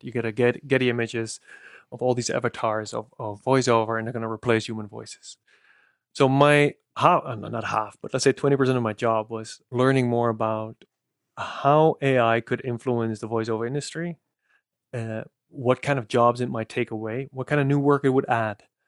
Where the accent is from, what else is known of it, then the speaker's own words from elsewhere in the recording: Netherlands; accent: Dutch; I'm as Dutch as can be, so my accent caters to a different niche than yours